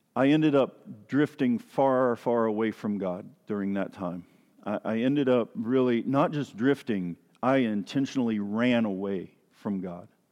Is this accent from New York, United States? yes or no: no; East Tennessee, United States; moved away; I grew up down in Tennessee, in East Tennessee